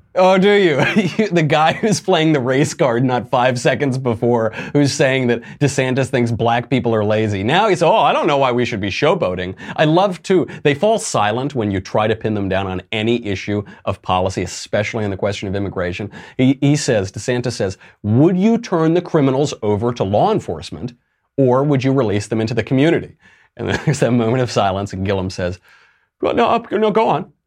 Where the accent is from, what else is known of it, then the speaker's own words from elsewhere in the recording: New York, United States; as a New Yorker, I can tell you the price on those is like seven zillion dollars per ticket